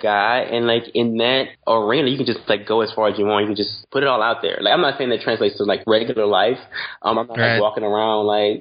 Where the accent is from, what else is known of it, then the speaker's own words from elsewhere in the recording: Louisiana, United States; I'm from Louisiana